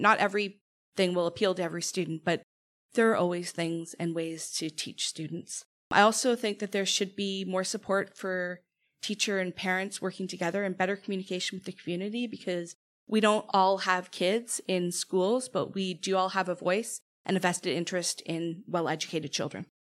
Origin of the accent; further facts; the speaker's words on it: Toronto, Ontario, Canada; now in Hamilton, Canada; I grew up in Toronto